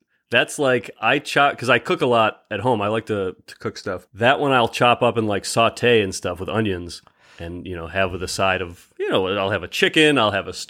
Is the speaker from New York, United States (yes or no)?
yes; Rochester, New York, United States; I'm Rochester, home of the garbage plate.